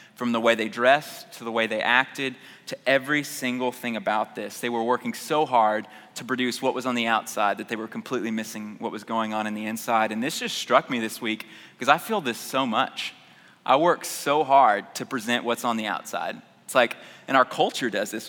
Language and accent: English; Houston, Texas, United States; I grew up in North Houston